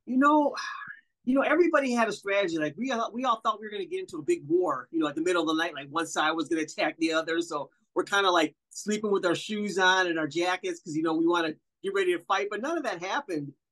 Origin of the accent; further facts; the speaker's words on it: Wisconsin, United States; I'm from Wisconsin